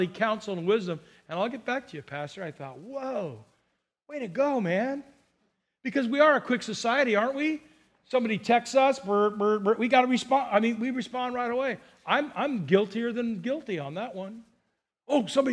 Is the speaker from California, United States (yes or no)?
yes; Burbank, California, United States; now in Santa Barbara County, United States; I grew up in Burbank